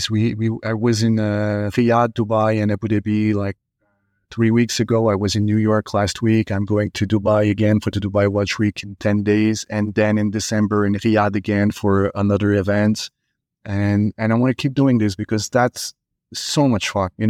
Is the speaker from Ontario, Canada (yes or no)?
no; Montreal, Quebec, Canada; English is a second language; you know, I came from Montreal